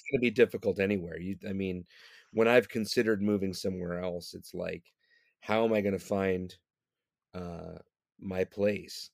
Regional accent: Detroit, Michigan, United States; now in New York, United States; I was born in Detroit, Michigan

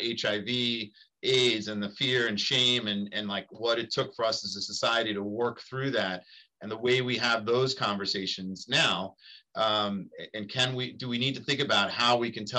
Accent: New York City, New York, United States; close to where I grew up in Queens.

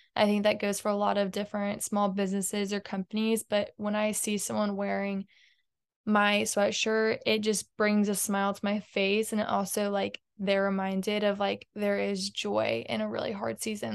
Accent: Houston, Texas, United States; I grew up in Houston my whole life

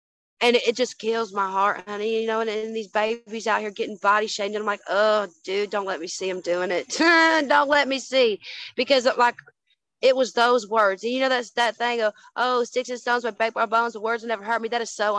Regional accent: Kentucky, United States; Some of my favorite and most favorite memories, honey, is growing up in the Kentucky.

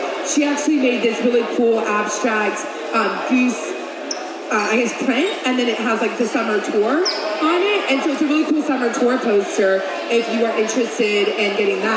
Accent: Ohio, United States; because I'm from Ohio.

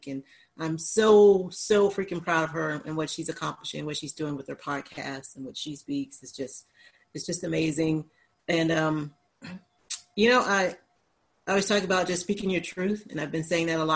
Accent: Atmore, Alabama, United States; moved away; also born or lived in Japan; growing up in Atmore, Alabama

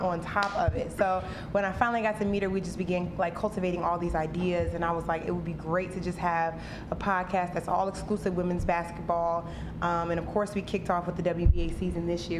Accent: North Carolina, United States; my hometown in North Carolina

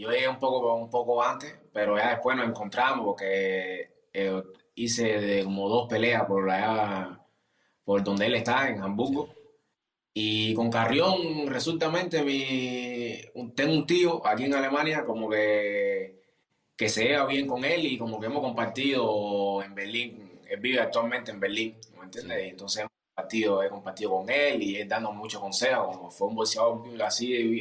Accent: Cuba; now in Germany; como cubanos

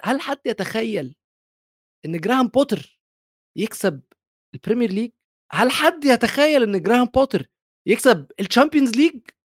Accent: Egypt; عندنا في مصر

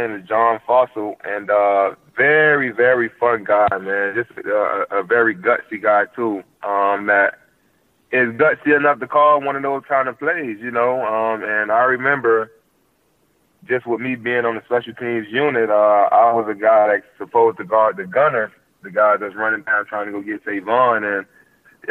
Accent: Miami, Florida, United States; I'm from Miami

